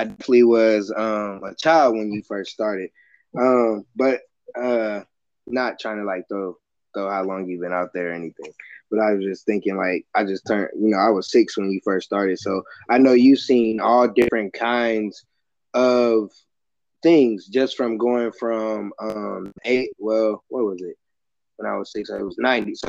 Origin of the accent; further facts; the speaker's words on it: Michigan City, Indiana, United States; moved away as an adult; now in Indianapolis, United States; my hometown, and that's in Michigan City, Indiana.